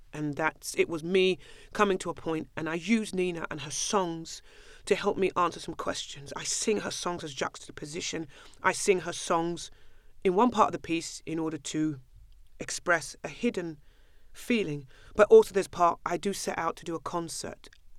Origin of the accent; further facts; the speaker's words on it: London, United Kingdom; I love it. I'm a Londoner. Always will be. Always am.